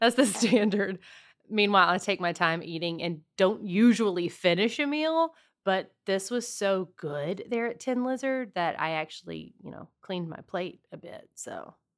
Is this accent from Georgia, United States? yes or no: no; Southwest Louisiana, United States; my family's originally from Texas, but I grew up in Southwest Louisiana